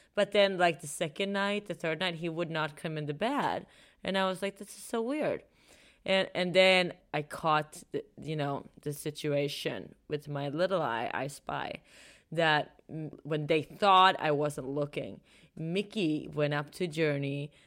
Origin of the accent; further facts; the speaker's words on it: Sweden; moved away; I'm from Sweden